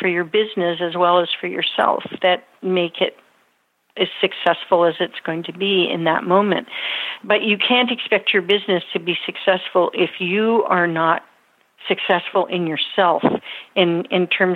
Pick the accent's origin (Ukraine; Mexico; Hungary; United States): United States; Napa Valley, California; born or raised there; now in Middletown, United States